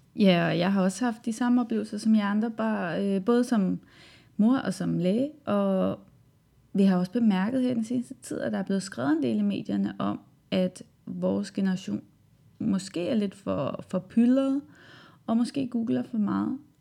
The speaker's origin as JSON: {"language": "Danish", "country": "Germany", "second_language": "Danish", "moved": "as an adult", "lives_now": "Denmark", "said": "jeg kommer fra Tyskland, og jeg flyttede til Danmark i sommer 2014"}